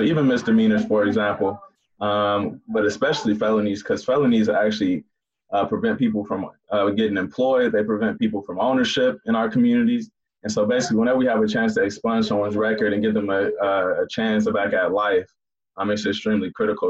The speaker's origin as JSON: {"language": "English", "town": "Inkster", "region": "Michigan", "country": "United States", "tie": "born or raised there", "said": "Inkster, which is my hometown"}